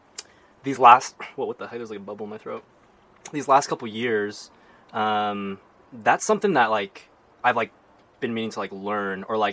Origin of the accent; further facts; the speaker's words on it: Utah, United States; I'm born and raised in Utah, and I'm still here